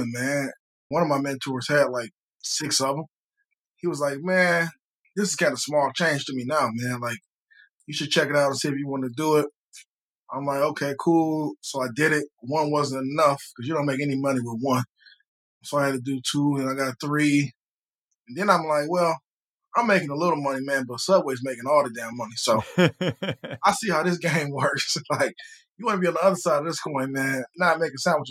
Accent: Detroit, Michigan, United States; moved away as an adult; now in Atlanta, United States; I'm from Detroit

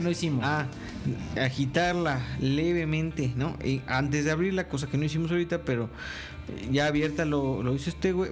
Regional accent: State of Mexico, Mexico; Yo soy mexiquense, güey.

